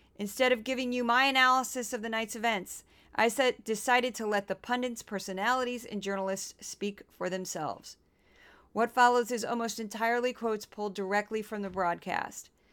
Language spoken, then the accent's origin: English; Missouri, United States; now in New York, United States; I'm from Missouri.